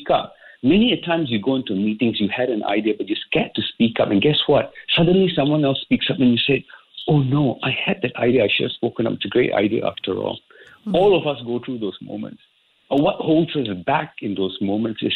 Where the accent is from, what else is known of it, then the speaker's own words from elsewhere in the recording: Singapore; I grew up in Singapore. I didn't do much traveling out of Singapore